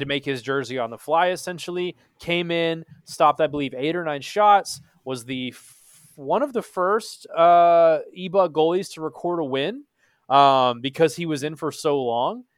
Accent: Texas, United States; I was born and raised in Texas

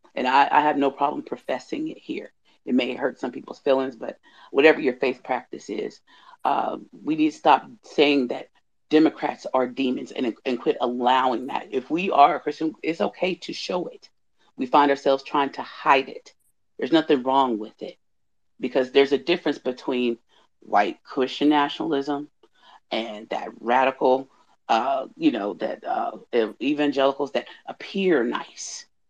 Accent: Indiana, United States; also born or lived in the South; I grew up in Indiana

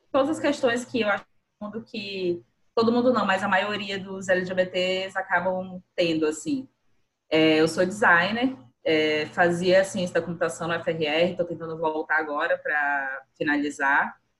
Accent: Boa Vista, Roraima, Brazil; sou nascida e criada aqui em Boa Vista

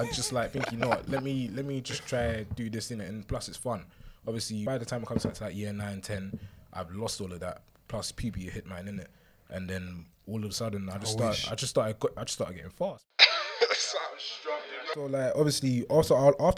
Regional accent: London, United Kingdom; I'm from South London

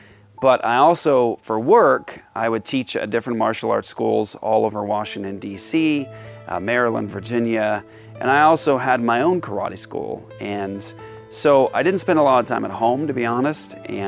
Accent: Japan; I started in judo. And growing up in Japan, I grew up doing two separate martial arts systems at different martial arts schools.

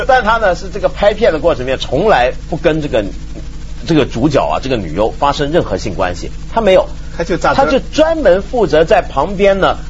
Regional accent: China; 这还不叫我们中国人长威风吗？

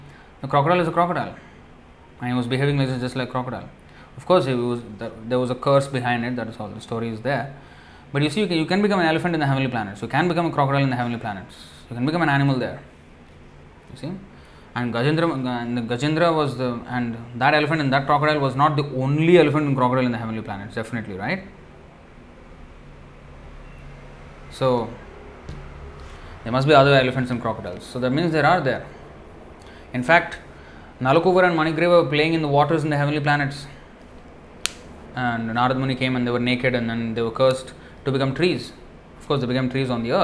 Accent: India; now in Singapore; I come from India.

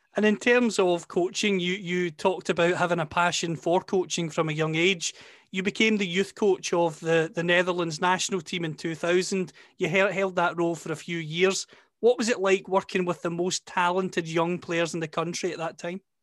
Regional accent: Scotland, United Kingdom; accent: Scottish; you can tell from my accent, of course, that I'm from Scotland

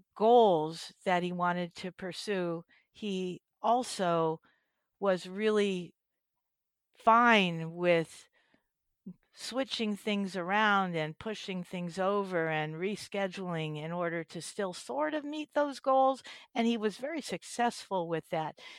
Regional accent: East Coast, United States; moved away as an adult; now in California, United States; I spent my youth back, uh, on the East Coast in, uh, New Jersey and New York, and I don't know if I still have a v, a little bit of an accent from

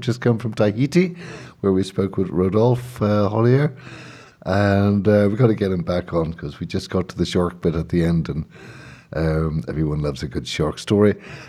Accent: Ireland; also born or lived in England; I'm Irish

